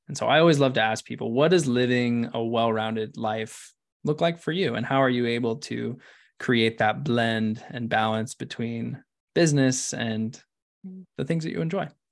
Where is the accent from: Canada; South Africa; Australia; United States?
United States; Ashland, Oregon; I'm from Ashland